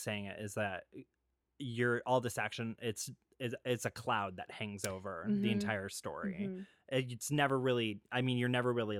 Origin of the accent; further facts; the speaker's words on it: Ireland; And being an Irishman, I do love some good Celtic music.